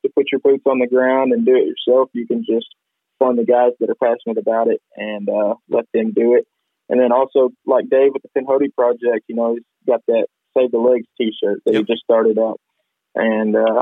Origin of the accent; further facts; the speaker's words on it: Arkansas, United States; I'm proud to call that my home state